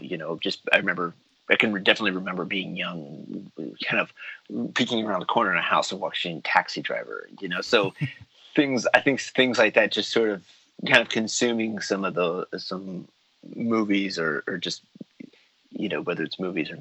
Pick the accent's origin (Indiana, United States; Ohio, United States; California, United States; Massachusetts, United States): California, United States; Los Angeles; also born or lived in San Diego; I grew up in Los Angeles and in San Diego, so you're always driving